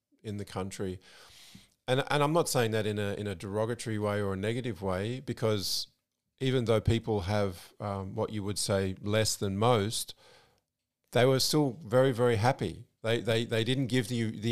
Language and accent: English; Australia; moved away as an adult; now in Malaysia; what environments we grew up in. I obviously in Australia